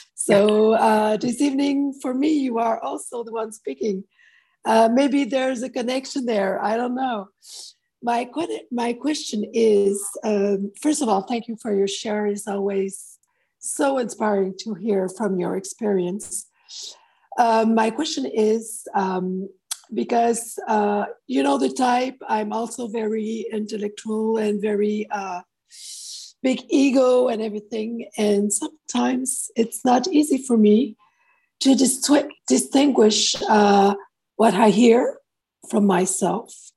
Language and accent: English; Montreal, Quebec, Canada; now in Europe; I'm originally from Montreal, Canada, but now living in Europe.